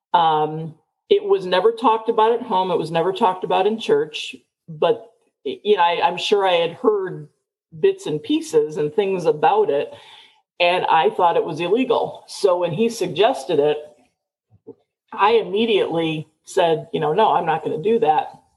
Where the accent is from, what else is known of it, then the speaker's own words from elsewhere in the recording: Chicago, Illinois, United States; moved away as an adult; now in Tucson, United States; I was born and raised in Chicago, never liked the big city